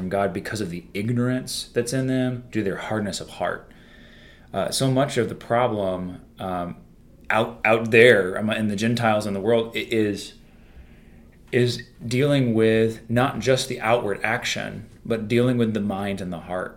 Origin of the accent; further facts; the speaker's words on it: United States; we're American Christians